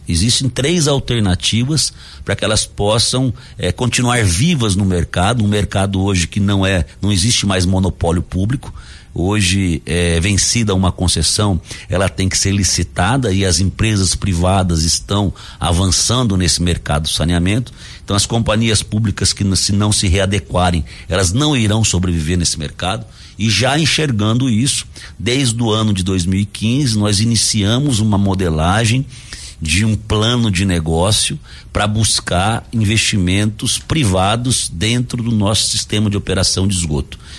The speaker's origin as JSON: {"language": "Portuguese", "town": "Dourados", "region": "Mato Grosso do Sul", "country": "Brazil", "said": "sou de Dourados"}